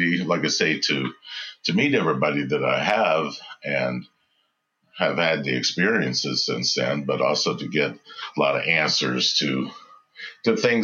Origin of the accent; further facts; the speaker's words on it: West Texas, United States; moved away as an adult; also born or lived in Dallas, Texas / California; I am from West Texas, born and raised in West Texas, and moved to Dallas when I was in high school.